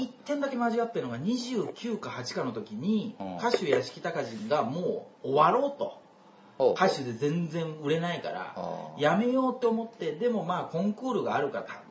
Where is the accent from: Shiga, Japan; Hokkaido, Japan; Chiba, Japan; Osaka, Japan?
Osaka, Japan; moved away as an adult; now in Tokyo, Japan; 僕大阪出身なので、うん大阪から東京出てきてもう10年ぐらいになるので